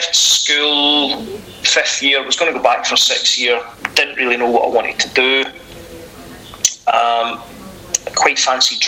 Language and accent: English; Glasgow, Scotland, United Kingdom; most kids growing up in the west of Scotland, I grew up in Castlemilk, which was a great upbringing